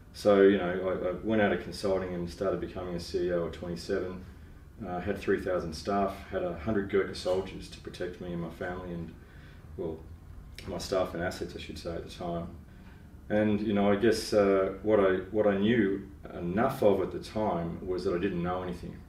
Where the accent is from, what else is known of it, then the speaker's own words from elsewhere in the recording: Melbourne, Victoria, Australia; also born or lived in Asia; I grew up in Melbourne and grew up in the suburbs